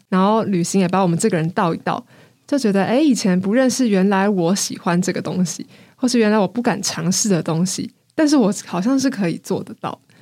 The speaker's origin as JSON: {"language": "Chinese", "country": "Taiwan", "said": "我是台湾人"}